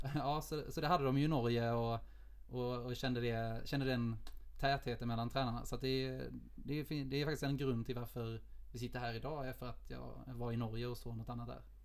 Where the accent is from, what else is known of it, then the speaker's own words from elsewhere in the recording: Lund, Skåne, Sweden; moved away as an adult; also born or lived in Oslo; now in Gothenburg, Sweden; jag kommer från Lund, eh, och simmade i S K Poseidon när jag växte upp